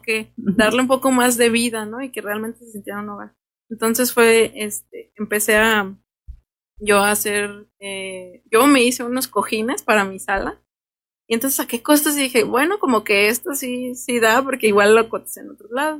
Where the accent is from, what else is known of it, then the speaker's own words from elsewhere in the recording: Los Reyes, Michoacán, Mexico; yo soy de aquí, yo soy de los Reyes y orgullosamente de los Reyes